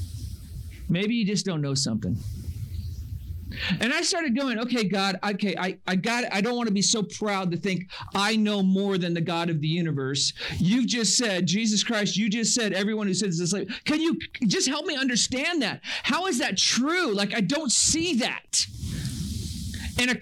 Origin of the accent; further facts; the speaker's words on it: Northern California, United States; I grew up in Northern California